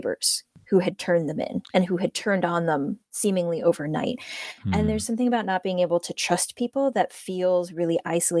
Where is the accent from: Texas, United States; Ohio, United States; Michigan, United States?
Ohio, United States; Now, I come from Ohio, but because my parents are immigrants, they came from Hong Kong, and because I'm a Chinese American, that's how I identify